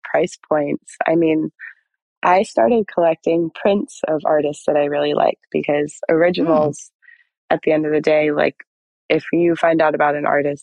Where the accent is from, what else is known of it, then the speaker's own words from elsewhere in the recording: United States; growing up in America like that and being Israeli